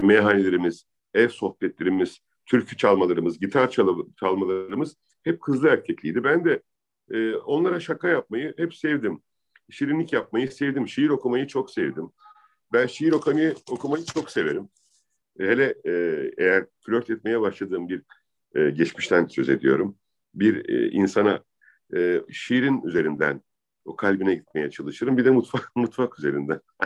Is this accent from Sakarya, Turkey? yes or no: no; Adana, Turkey; moved away as an adult; also born or lived in Izmir; now in Istanbul, Turkey; ben Adanalı yaşadım gerçekten. Sokaklarında büyüdüm 18 yaşına kadar.